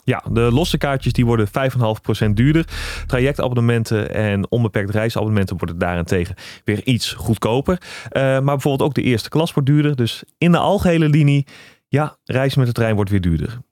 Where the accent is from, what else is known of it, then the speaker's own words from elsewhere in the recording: Netherlands; als typische Nederlanders